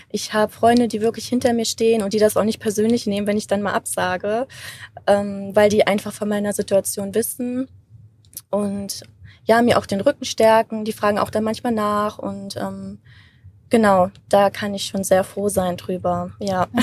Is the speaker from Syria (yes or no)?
no; Germany; ich bin Deutsche